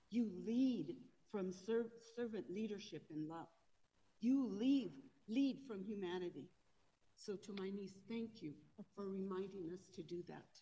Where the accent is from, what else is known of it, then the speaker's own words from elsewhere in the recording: Denver, Colorado, United States; I grew up in the Denver, quite frankly, in East Denver, Five Points and Cole, where my family grew up.